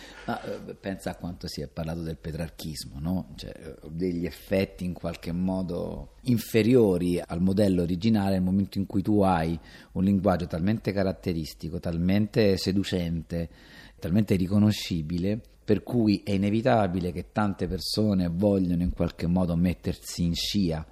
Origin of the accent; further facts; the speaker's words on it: Rome, Lazio, Italy; sono cresciuto ai parioli a Roma